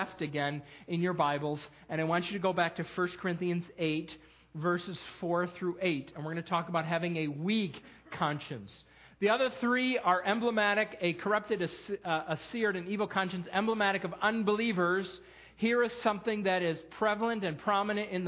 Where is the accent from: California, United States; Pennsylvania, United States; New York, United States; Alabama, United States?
New York, United States; moved away; My home state, the great state of New York